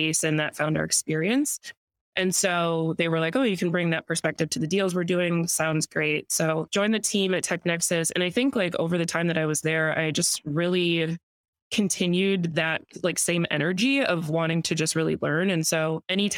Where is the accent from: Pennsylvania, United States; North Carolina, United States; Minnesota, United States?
Minnesota, United States; Minneapolis; moved away as an adult; also born or lived in Stanford, California / New York; now in Chicago, United States; I'm originally from Minneapolis, Minnesota, currently living in Chicago. I've been in Chicago for about 5 years now, but, you know, born and raised in the Midwest